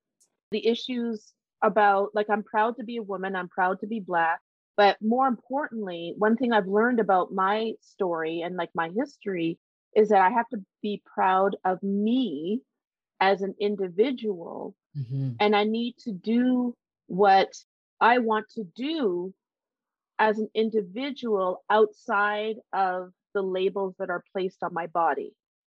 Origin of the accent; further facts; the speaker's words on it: Canada; born there; And Canada, I mean, I'm proud to be Canadian by birth, you know, love going h